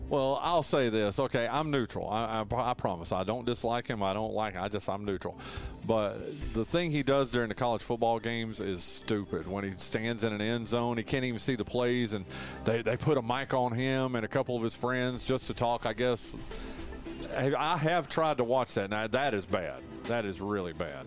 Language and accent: English; Wilkes County, North Carolina, United States; I'm from Wilkes County